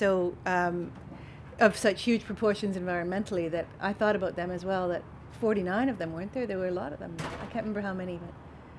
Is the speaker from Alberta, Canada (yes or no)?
yes; Calgary, Alberta, Canada; Oh, we're from Calgary, Cochrane.